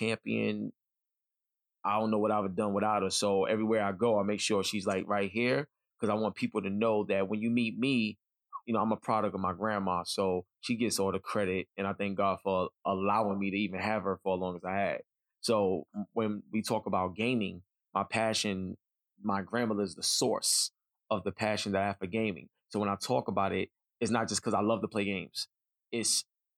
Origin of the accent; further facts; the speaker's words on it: New York City, New York, United States; I grew up in East New York, Brooklyn